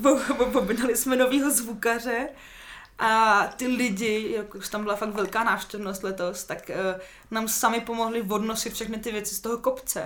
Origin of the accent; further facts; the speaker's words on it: Litoměřice, Ústí nad Labem Region, Czechia; also born or lived in Úštěk; now in Prague, Czech Republic; já jsem sudeťačka, hmm. uh, jsem na půl z Litoměřice, na půl právě z toho Úštěka